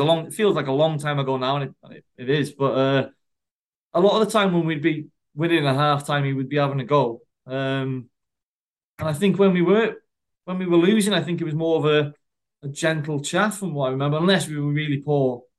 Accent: Wrexham, Wales, United Kingdom; my country, my hometown

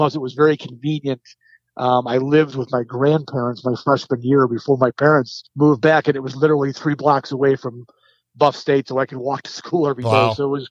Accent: Syracuse, New York, United States; moved away as an adult; also born or lived in Buffalo, New York / Marcellus, New York; But I actually grew up in Syracuse from kindergarten through 12th grade. Grew up in the city and then lived in a small town called Marcellus and went to Bishop Ludden High School.

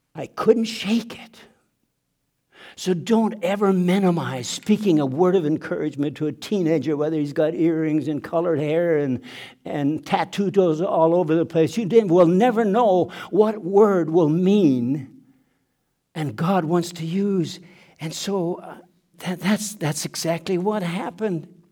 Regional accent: southeastern Manitoba, Canada; first language German; English is a second language; moved away; also born or lived in Mexico; a log cabin in southeastern Manitoba, Nine siblings in the family born into poverty

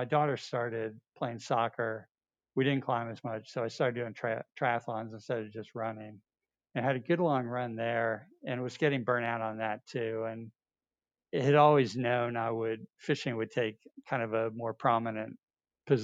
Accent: north of New York City, United States; I grew up in New York, north of New York City, far enough north that we had a ski team.

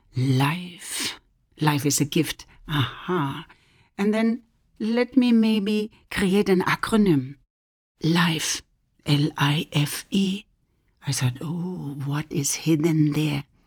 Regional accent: Germany; moved away as an adult; also born or lived in West Africa; now in United States; I am originally from Germany, but I'm now living in the United States

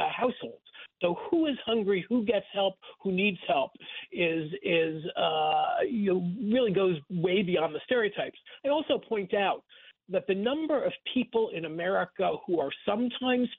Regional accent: Rockland County, New York, United States; I grew up in Rockland County, about 30 miles north of Times Square

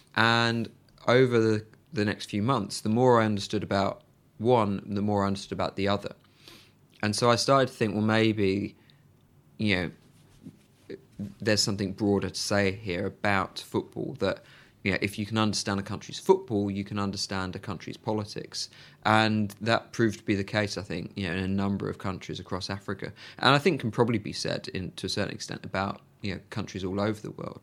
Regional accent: Birmingham, West Midlands, United Kingdom; moved away as an adult; I'm from Birmingham and Villa were the local side.

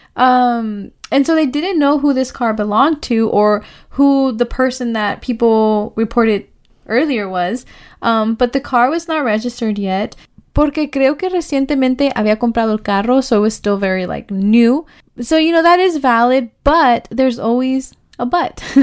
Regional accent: Oakland, California, United States; we are from the East Side. We are women of color, you know? So this is our community.

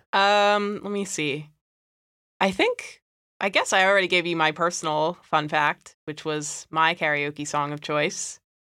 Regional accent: United States; we're from America

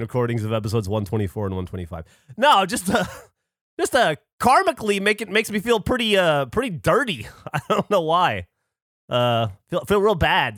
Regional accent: Alabama, United States; growing up in Alabama

